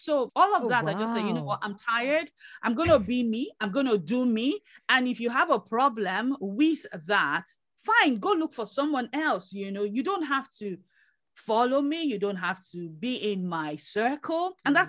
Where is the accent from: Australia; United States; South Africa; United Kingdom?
United Kingdom; Yeah, we're British.